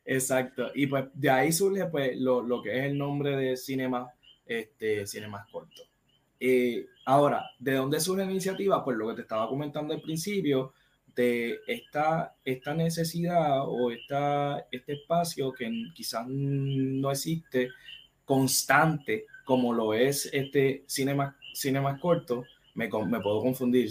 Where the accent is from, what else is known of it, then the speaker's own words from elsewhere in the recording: Caguas, Puerto Rico; yo soy de acá de Cagua